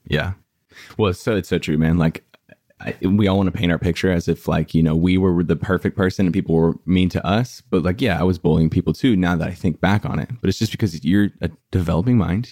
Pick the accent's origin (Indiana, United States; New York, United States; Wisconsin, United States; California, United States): California, United States; El Cajon; now in Los Angeles, United States; I was born and raised in San Diego in a place called, like, El Cajon La Mesa area